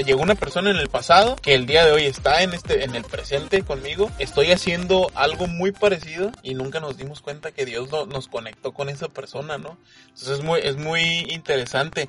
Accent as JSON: {"language": "Spanish", "country": "Mexico", "said": "soy mexicano"}